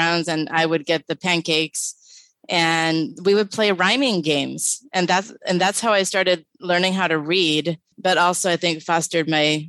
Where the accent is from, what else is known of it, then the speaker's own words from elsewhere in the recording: Los Angeles, California, United States; also born or lived in Hollywood, California / Van Nuys, California / Northridge, California; because I was born at Kaiser Sunset in Hollywood. But I grew up in the San Fernando Valley. Originally, my first 5 years, I lived in Van Nuys, and then we moved to Northridge.